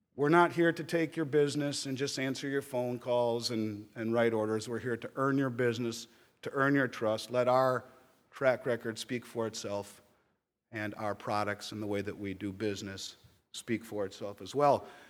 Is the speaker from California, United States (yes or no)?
no; Minnesota, United States; my home state of Minnesota